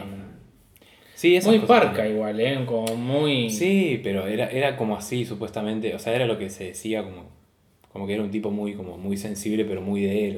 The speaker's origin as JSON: {"language": "Spanish", "country": "Argentina"}